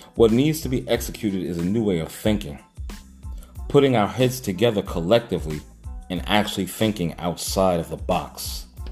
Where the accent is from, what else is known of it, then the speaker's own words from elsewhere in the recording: New York City, New York, United States; I was a young kid growing up in Hollis, Queens